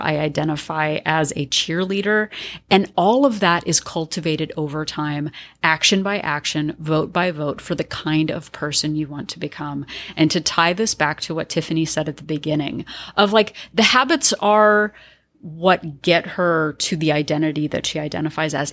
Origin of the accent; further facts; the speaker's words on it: California, United States; I identify as a Californian